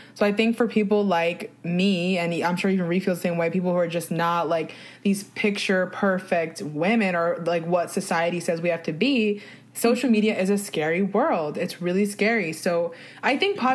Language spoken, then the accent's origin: English; New Jersey, United States; I'm from New Jersey